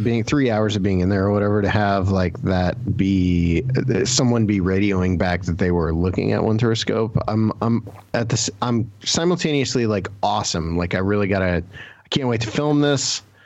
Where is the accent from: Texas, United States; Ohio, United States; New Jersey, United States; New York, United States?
Ohio, United States; I grew up in Ohio. So here in Ohio